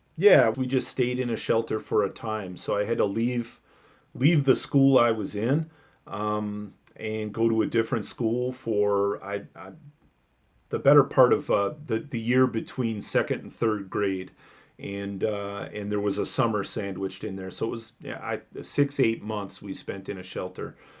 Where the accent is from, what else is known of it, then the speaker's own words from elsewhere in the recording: Milwaukee suburbs, Southeast Wisconsin, United States; now in Madison, United States; I grew up in Southeast Wisconsin, um, south side of Milwaukee, not Milwaukee proper, but like in the sort of blue collar Milwaukee suburbs. So, uh, South Milwaukee, Cudahy, um, Oak Creek